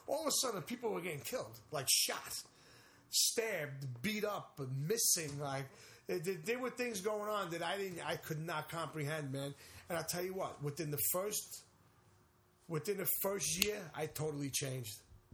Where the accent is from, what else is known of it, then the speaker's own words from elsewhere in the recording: West Babylon, New York, United States; also born or lived in Brooklyn; When I was living in West Babylon